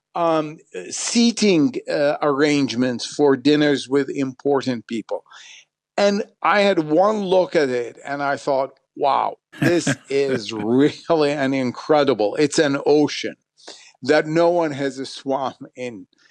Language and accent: English; Baghdad, Baghdad Governorate, Iraq; moved away; I was born in Baghdad, so I learned the language. Then Arabic was, in a way, my school, uh, what I was taught in Baghdad growing up.